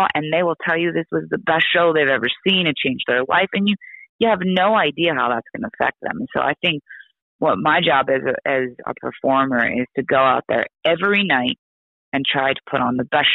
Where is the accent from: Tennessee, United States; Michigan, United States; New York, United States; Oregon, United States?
Oregon, United States; I'm from Oregon